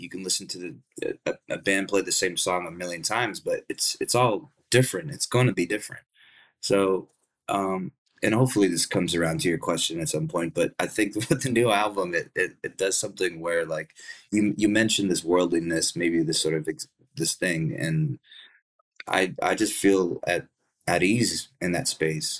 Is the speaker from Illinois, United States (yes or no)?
no; Dallas, Texas, United States; also born or lived in Plano, Texas; where I grew up was in in Dallas, Texas.